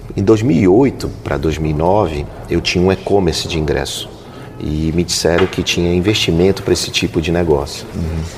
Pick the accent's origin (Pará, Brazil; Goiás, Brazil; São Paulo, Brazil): Pará, Brazil; Belém; moved away as an adult; also born or lived in Amapá / Alagoas; eu nasci no Amapá e fui criado em Belém do Pará